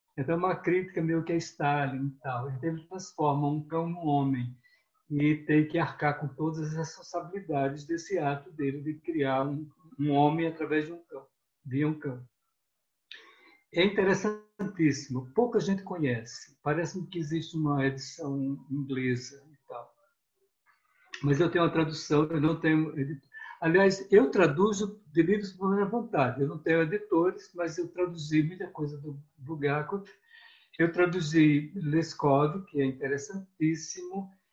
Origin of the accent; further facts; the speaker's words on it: Northeast Region, Brazil; accent: nordestino; also born or lived in Moscow; o meu sotaque de nordestino